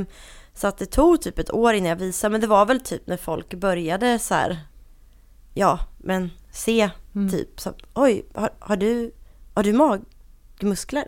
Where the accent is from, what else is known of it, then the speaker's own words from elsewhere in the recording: Linköping, Östergötland, Sweden; accent: Linköping dialect; moved away as an adult; now in Stockholm, Sweden; jag kommer uh, ursprungligen från Linköping, det hör man på min fantastiska dialekt